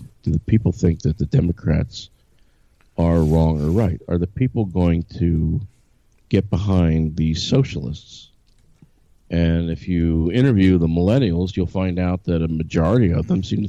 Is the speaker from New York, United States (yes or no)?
no; Philadelphia, Pennsylvania, United States; now in Asia; I come from Philadelphia.